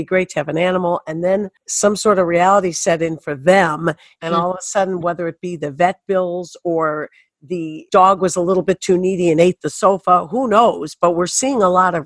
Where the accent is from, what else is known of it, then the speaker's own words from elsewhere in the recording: Detroit, Michigan, United States; also born or lived in Birmingham, Michigan / Bloomfield Hills, Michigan; I'm a Detroit girl. Yes, I grew up in Detroit, 7 Mile and James Cousins, and we moved to Birmingham, Bloomfield Hills